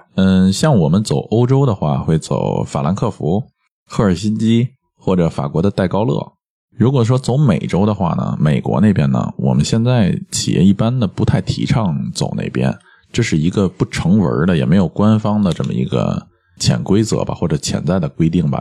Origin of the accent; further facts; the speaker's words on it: China; 他看到的我就是中国人啊